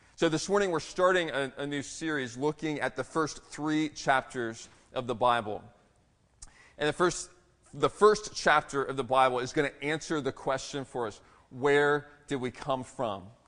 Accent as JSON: {"language": "English", "region": "Maryland", "country": "United States", "tie": "born or raised there", "also_born_or_lived": "Texas", "moved": "yes", "said": "I'm, I'm from Maryland"}